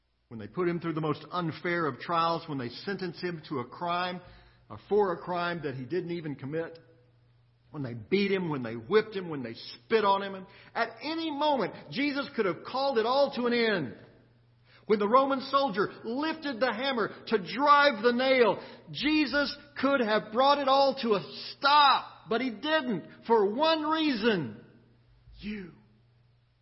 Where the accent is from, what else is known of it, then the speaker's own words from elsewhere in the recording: Austin, Texas, United States; growing up in Austin